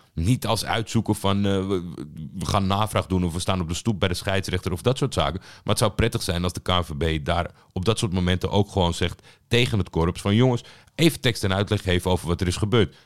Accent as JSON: {"language": "Dutch", "country": "Netherlands", "tie": "born or raised there", "said": "Ik ben natuurlijk opgegroeid in Nederland"}